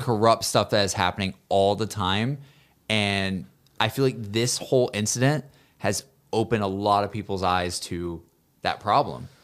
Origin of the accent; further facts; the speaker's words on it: Alabama, United States; growing up in Alabama